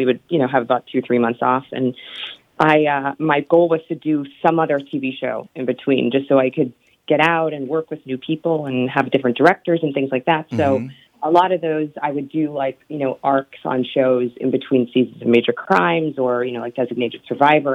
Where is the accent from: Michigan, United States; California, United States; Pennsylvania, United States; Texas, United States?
Texas, United States; Katy; also born or lived in Louisiana / New York; now in Los Angeles, United States; I was born on a farm in Louisiana, and then I was raised in Katy, Texas, outside of Houston